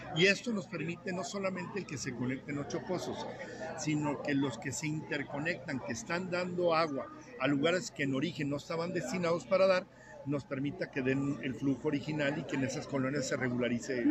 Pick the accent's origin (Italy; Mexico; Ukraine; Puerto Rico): Mexico; Torreón, Coahuila; como dicen en mi tierra, que es la misma de ustedes